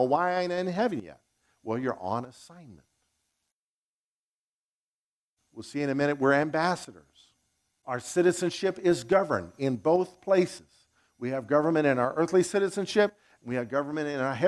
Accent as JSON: {"language": "English", "country": "United States", "also_born_or_lived": "Zimbabwe", "said": "I'm an American"}